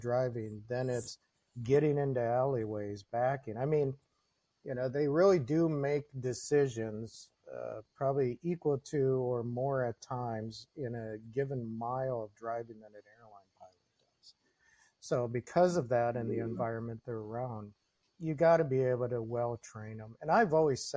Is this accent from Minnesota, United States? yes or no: yes; Minnesota, United States; also born or lived in Green Bay, Wisconsin; now in Wisconsin, United States; I grew up in Minnesota, so you know my conflict. I live outside of Green Bay now